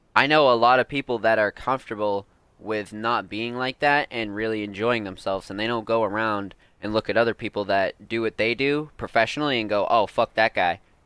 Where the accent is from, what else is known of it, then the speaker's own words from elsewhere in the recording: East Coast, United States; I'm also from the East Coast